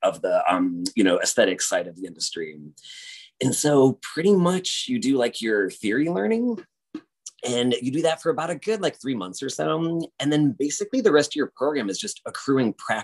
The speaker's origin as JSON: {"language": "English", "town": "South Bend", "region": "Indiana", "country": "United States", "tie": "born or raised there", "moved": "as an adult", "lives_now": "Chicago, United States", "said": "I grew up in South Bend, Indiana, which is like the home of Notre Dame"}